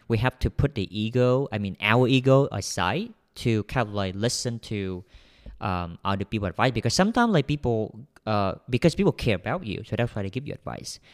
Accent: Vietnam; English is a second language; I'm a Vietnamese. Vietnamese. So I'm um, I'm came from Vietnam.

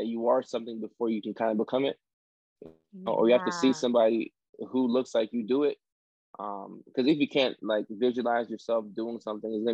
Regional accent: Nashville, Tennessee, United States; moved away as an adult; also born or lived in Ghana / Norway / Virginia / Orange County, California; now in Los Angeles, United States; we moved from Norway to Nashville, Tennessee, like the inner city, the project

